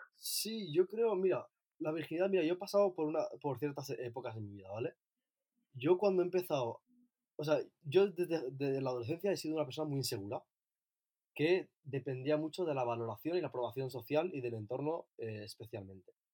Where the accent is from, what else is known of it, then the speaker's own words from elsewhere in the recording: Ibiza, Balearic Islands, Spain; also born or lived in Asilah, Morocco; now in Barcelona, Spain; vivo en Barcelona, aunque soy de Ibiza, y soy eh, de Azaila, en Marruecos.